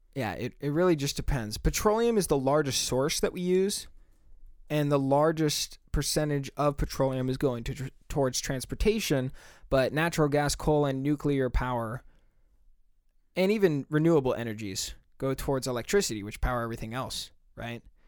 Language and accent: English; United States; we're both American, if you can't tell from our accents